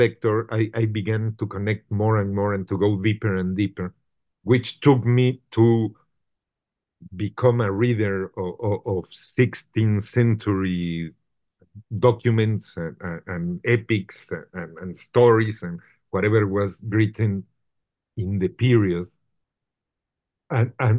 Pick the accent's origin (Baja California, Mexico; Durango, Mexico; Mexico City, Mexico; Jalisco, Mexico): Mexico City, Mexico; English is a second language; moved away as an adult; also born or lived in Guadalajara, Mexico; I was a Mexico City kid, and I was not born in Mexico City. I was born in Guadalajara